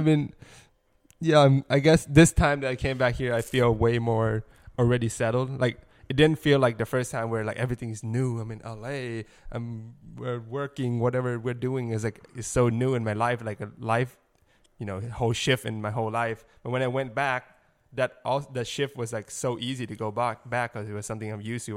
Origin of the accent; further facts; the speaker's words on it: Thailand; moved away as an adult; now in Los Angeles, United States; I grew up in Thailand